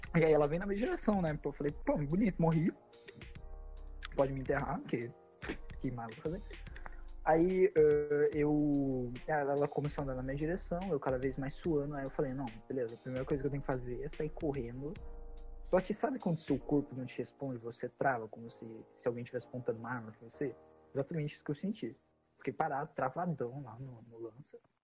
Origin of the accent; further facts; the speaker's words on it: Piracicaba, São Paulo, Brazil; eu sou de Piracicaba